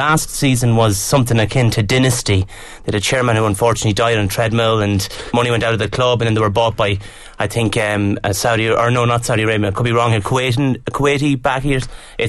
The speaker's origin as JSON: {"language": "English", "town": "Durrow", "region": "Leinster", "country": "Ireland", "tie": "born or raised there"}